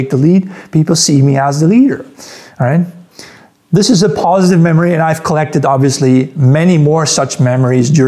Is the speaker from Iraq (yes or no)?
no; Netherlands; moved away as an adult; also born or lived in Amsterdam / Munich; I grew up in the Netherlands